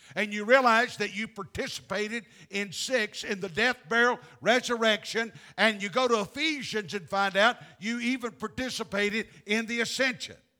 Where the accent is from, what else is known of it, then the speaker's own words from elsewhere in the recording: the American South, United States; I'm a Southerner.